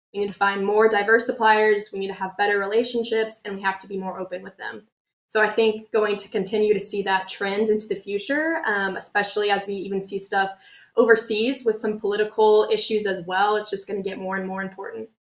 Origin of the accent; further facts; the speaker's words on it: Kansas City, Kansas, United States; moved away as an adult; now in Arkansas, United States; I'm originally from Kansas City, Kansas